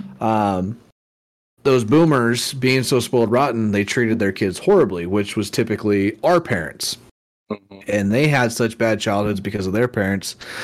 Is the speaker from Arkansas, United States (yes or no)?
no; Oakdale, California, United States; now in Idaho, United States; I grew up in Oakdale, California, which is the cowboy capital of the world